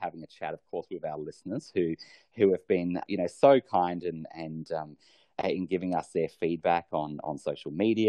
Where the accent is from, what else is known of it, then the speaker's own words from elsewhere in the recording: Australia; my home country, Australia